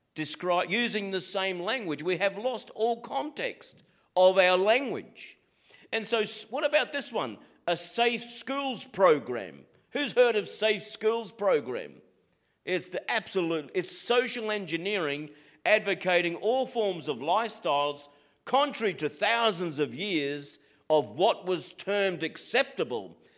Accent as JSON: {"language": "English", "country": "Australia", "said": "Being an Aussie"}